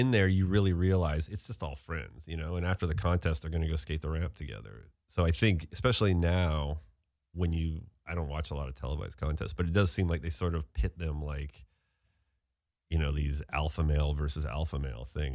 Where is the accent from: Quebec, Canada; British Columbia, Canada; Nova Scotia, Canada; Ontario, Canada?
British Columbia, Canada; Steveston; I grew up in Steveston, a town, which is, like, right outside Vancouver